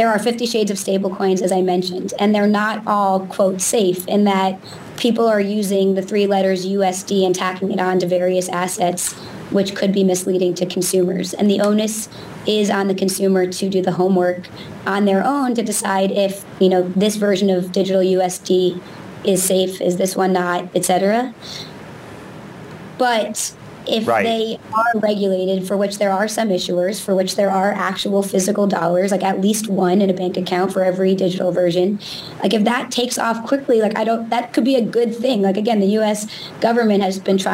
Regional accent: United States; as an American

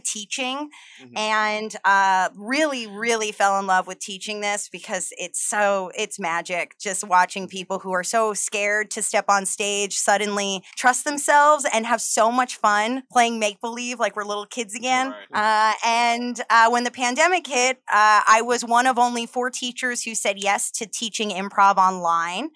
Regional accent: New Jersey, United States; also born or lived in Los Angeles; now in New York, United States; I'm from New Jersey originally

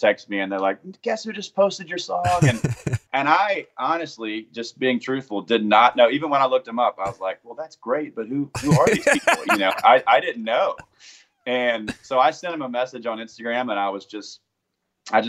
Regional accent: Hattiesburg, Mississippi, United States; moved away as an adult; now in Nashville, United States; I grew up in Hattiesburg, Mississippi

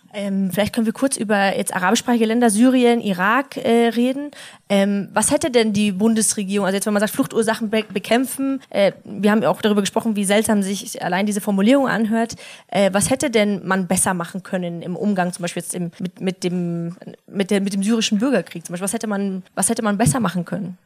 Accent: Munich, Bavaria, Germany; als einzige Münchnerin, als einzige Urbayerin

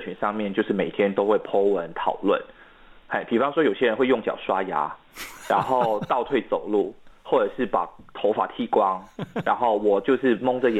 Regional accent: Malaysia; first language Mandarin; 对，我的母语是华语嘛，嗯，那我们的国家的语言是马来语。

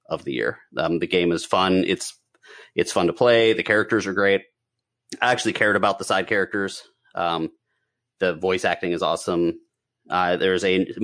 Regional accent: Pittsburgh, Pennsylvania, United States; I'm from Pittsburgh

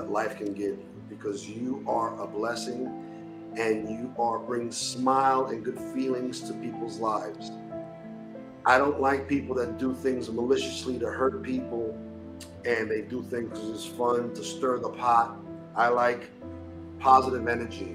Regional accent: New York City, New York, United States; I'm from Brooklyn

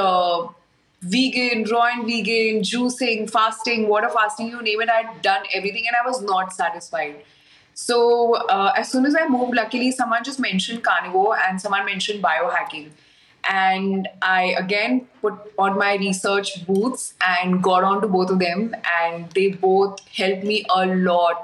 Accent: India; also born or lived in Middle East / Mumbai; now in Goa, India; I am from India. I've lived in India most of my life, other than a few years in the Middle East

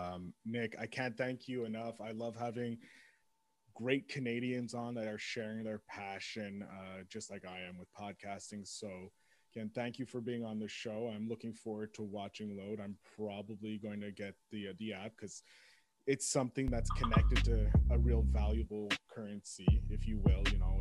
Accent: England, United Kingdom; having the English and French names but being English, you know, so that's where I get it from.

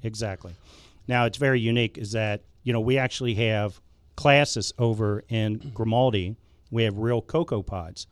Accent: Cincinnati, Ohio, United States; moved away as an adult; I was born in Cincinnati, Ohio

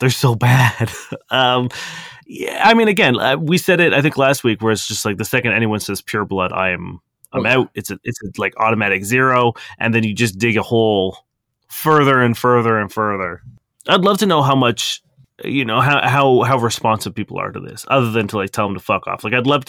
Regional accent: London, United Kingdom; I'm born and from London.

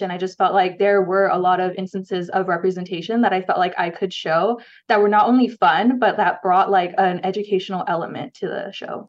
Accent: Ontario, California, United States; moved away as an adult; now in Dallas, United States; I grew up in Ontario, California, like the Inland Empire area.

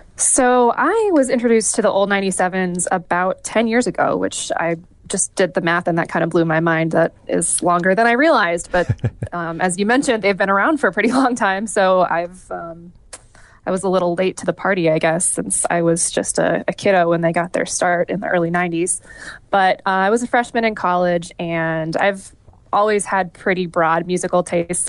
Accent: northeastern Wisconsin, United States; moved away as an adult; also born or lived in Iowa; I was born in Iowa, but I grew up in a tiny town in northeastern Wisconsin, right on the border of Wisconsin and upper Michigan

